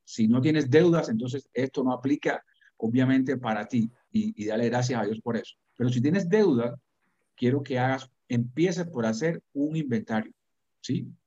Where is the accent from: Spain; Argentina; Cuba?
Cuba; now in United States; que yo experimenté siendo niño en Cuba